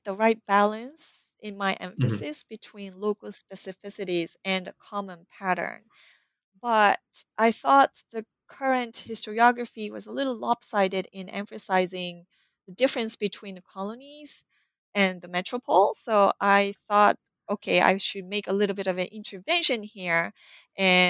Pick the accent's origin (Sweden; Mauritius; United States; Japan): Japan; moved away; I was raised in Japan.